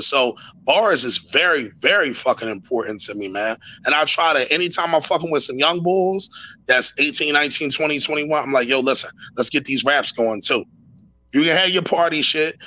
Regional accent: Philadelphia, Pennsylvania, United States; I'm from West Philly

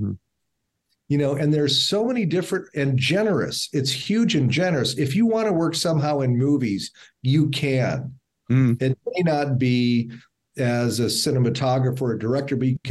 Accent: Omaha, Nebraska, United States; I'm from Omaha

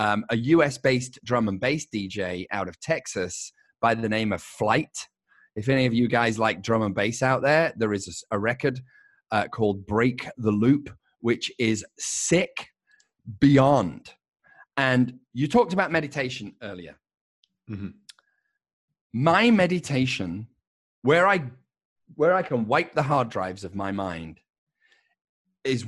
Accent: England, United Kingdom; moved away as an adult; when I grew up in England, in my part of England

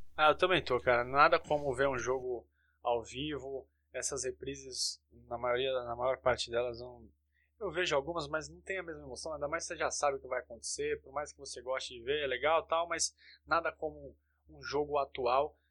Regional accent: Santos, São Paulo, Brazil; now in São Paulo, Brazil; eu moro em São Paulo, mas sou de Santos

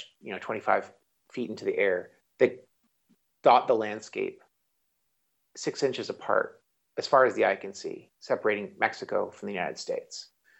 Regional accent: Canada; I'm Canadian

